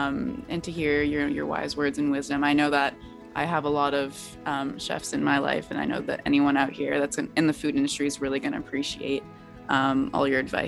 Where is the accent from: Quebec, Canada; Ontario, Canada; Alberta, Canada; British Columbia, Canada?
British Columbia, Canada; Vancouver; I'm in from Vancouver